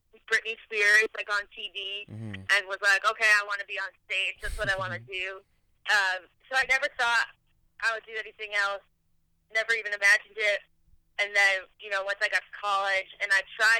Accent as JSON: {"language": "English", "region": "Connecticut", "country": "United States", "tie": "born or raised there", "also_born_or_lived": "New York City, United States", "moved": "as an adult", "lives_now": "Nashville, United States", "said": "I grew up outside of New York City in Connecticut"}